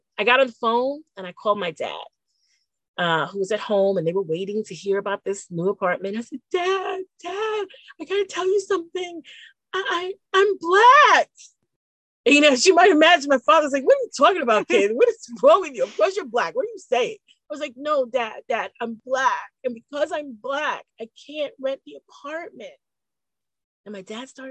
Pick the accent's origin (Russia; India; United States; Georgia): United States; New York City, New York; growing up in the Bronx as a Black girl with a German Hungarian name